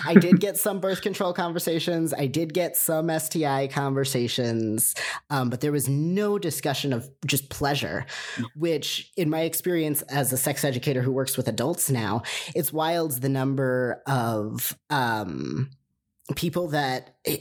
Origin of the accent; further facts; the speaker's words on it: United States; raised in America